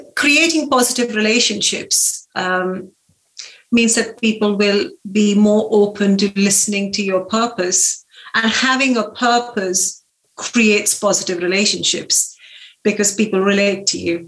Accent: India; moved away as an adult; also born or lived in Lancaster, United Kingdom; now in Sway, United Kingdom; I grew up in India

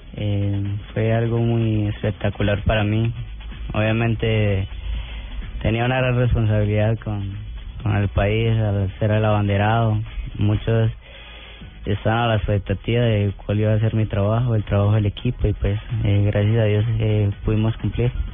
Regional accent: Cúcuta, Norte de Santander, Colombia; a mis paisanos, a la gente de Cúcuta

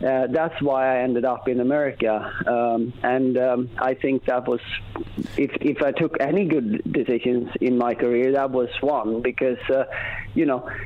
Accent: Sweden; we had grew up by a lake in Sweden

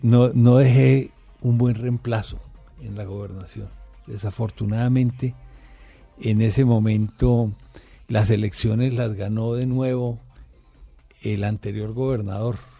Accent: Valle del Cauca, Colombia; todos los vallecaucanos

